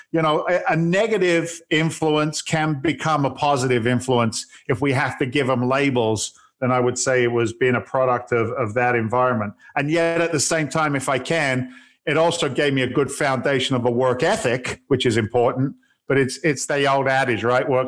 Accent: England, United Kingdom; now in United States; I'm actually an immigrant to the states. I came over from England back in 1986

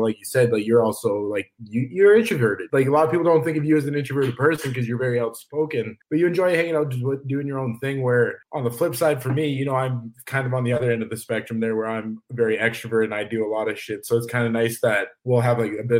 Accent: Calgary, Alberta, Canada; I grew up in Calgary. I was born here, went to school here, raised here

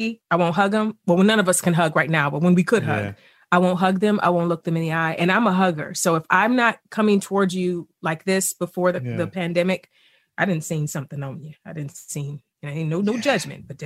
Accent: East Cleveland, Ohio, United States; I grew up poor in East Cleveland.

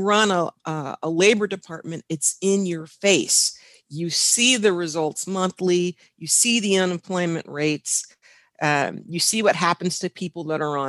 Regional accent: Washington, United States; I'm from the Pacific Northwest, the state of Washington

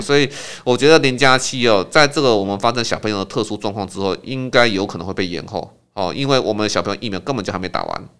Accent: Taiwan; 我们台湾人

